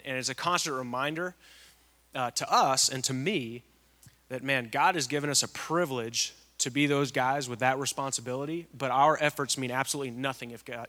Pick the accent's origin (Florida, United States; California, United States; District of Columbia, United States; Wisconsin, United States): California, United States; So I grew up in Southern California, just outside of Los Angeles, actually.